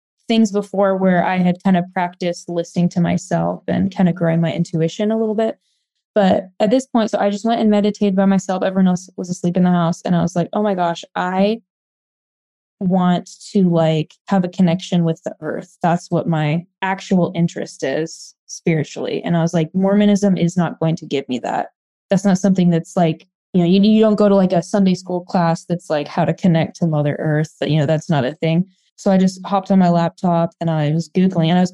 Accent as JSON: {"language": "English", "region": "Oregon", "country": "United States", "tie": "born or raised there", "moved": "yes", "lives_now": "Arizona, United States", "said": "So I grew up in Oregon. I live in Arizona now"}